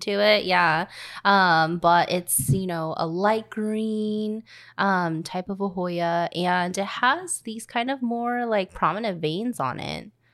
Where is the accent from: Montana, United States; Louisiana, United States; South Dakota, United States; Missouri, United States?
Louisiana, United States; I was born in the South from Louisiana